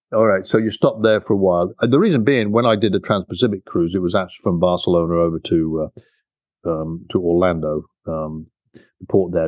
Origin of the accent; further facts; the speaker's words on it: United Kingdom; now in United States; I'm a British guy